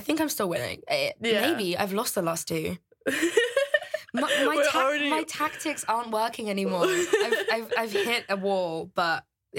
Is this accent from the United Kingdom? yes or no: yes; United Kingdom; I'm British as well.